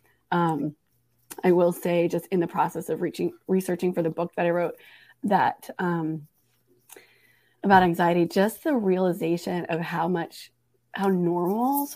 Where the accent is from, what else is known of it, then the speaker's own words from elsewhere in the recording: Portland, Oregon, United States; now in Raleigh, United States; from Portland is where I grew up